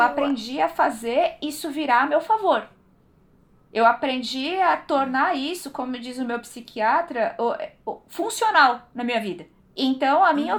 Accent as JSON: {"language": "Portuguese", "region": "São Paulo", "country": "Brazil", "tie": "born or raised there", "said": "Eu sou paulistana, eu sou da zona norte de São Paulo. Born and raised"}